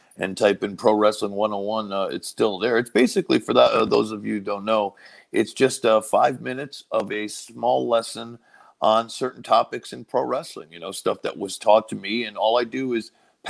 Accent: Connecticut, United States; I'm from Connecticut, like down, you know, down the road in New York or in Massachusetts.

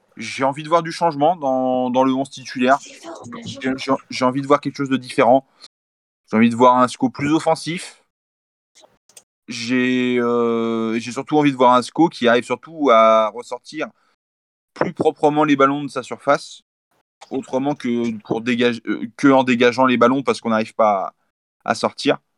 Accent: Saumur, Pays de la Loire, France; moi, je suis pas natif d'Angers. Je suis natif de Saumur, donc à 45 minutes d'Angers.

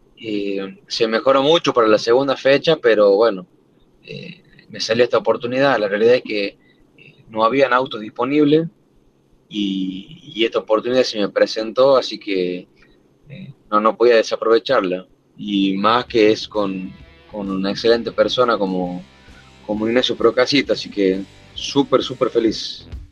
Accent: Granadero Baigorria, Santa Fe, Argentina; la ciudad donde yo soy, de Granadero Baigorria

